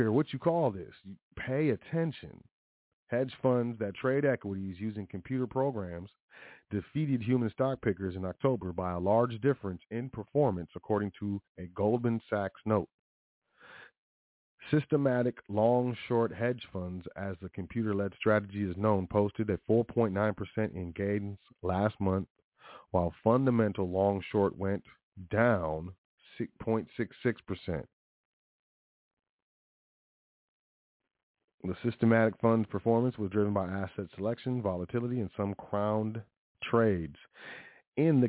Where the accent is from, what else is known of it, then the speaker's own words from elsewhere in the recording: United States; I was born in the United States of America